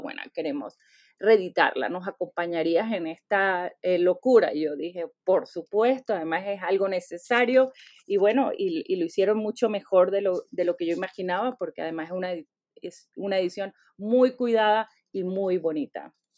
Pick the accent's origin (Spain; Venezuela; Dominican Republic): Venezuela; born or raised there; now in United States